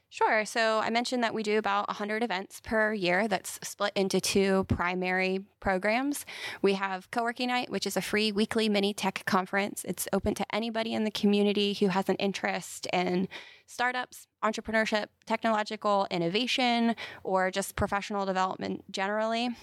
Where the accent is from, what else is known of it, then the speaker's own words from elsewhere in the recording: Carlisle, Pennsylvania, United States; moved away as an adult; also born or lived in Philadelphia; now in Huntsville, United States; I grew up in central Pennsylvania in a town called Carlisle